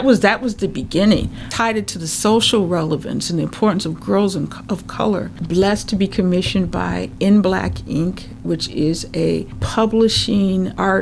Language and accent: English; Minnesota, United States; being a Minnesotan